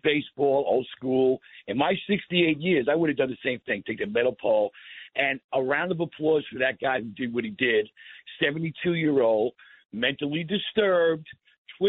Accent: Nassau County, New York, United States; I'm from Nassau County

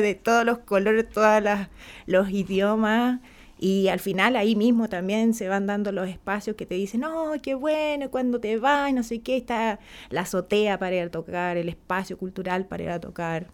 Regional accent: San Clemente, Maule, Chile; mi pueblo, San Clemente, es un espacio bastante que se caracteriza por, la mujer temporera que trabaja el campo

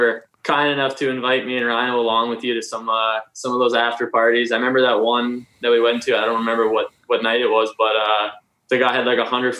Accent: Boston, Massachusetts, United States; we grew up in the Boston area watching college hockey

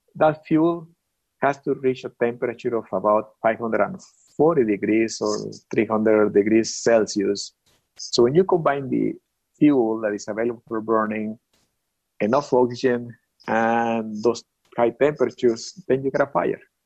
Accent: Mexico; born or raised there; moved away

